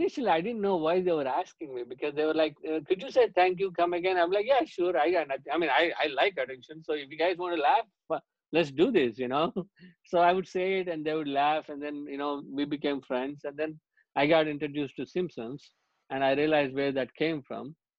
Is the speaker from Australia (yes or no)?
no; India; Growing up in India, one of the things is because I moved so much, I moved 14 schools by the time I hit fifth grade.